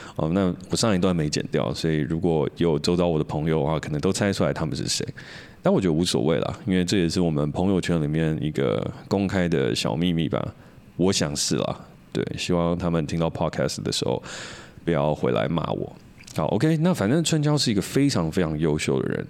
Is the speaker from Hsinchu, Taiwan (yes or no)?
yes; Hsinchu, Taiwan; 我们都是台湾长大的